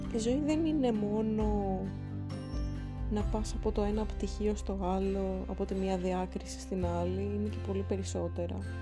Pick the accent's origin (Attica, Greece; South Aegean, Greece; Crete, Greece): Attica, Greece; Athens; θέλω να φύγω και από την πόλη μου